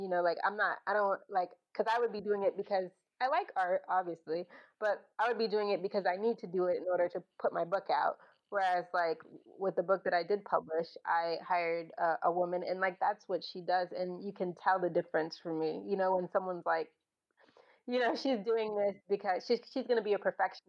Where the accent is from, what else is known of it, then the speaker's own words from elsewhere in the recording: Bahamas; born there; So the reason I was born in the Bahamas is that my great grandmother was pioneering to the Bahamas.